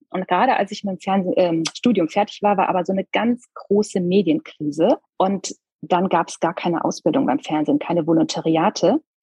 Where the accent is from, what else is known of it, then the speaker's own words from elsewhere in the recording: small town near Koblenz, Rhineland-Palatinate, Germany; ich bin in Rheinland-Pfalz zur Schule gegangen